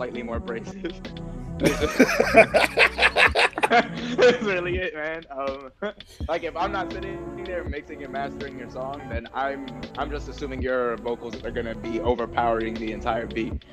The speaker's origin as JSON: {"language": "English", "town": "New York City", "region": "New York", "country": "United States", "tie": "born or raised there", "also_born_or_lived": "Harlem", "said": "growing up in Heights, because that's where I'm actually originally from"}